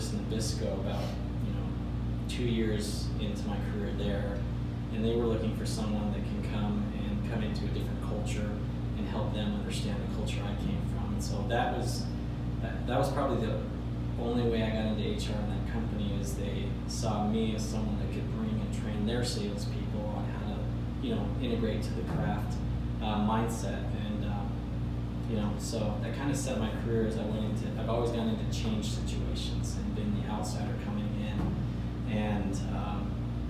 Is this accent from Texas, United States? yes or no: no; Salt Lake City, Utah, United States; moved away as an adult; also born or lived in Chicago area / Arkansas; I grew up in Salt Lake